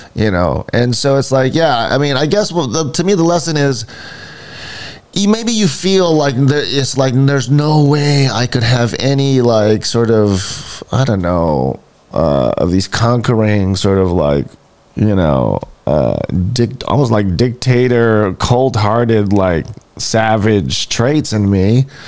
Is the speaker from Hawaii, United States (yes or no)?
yes; Hawaii, United States; we're from Hawaii. I'm from Hawaii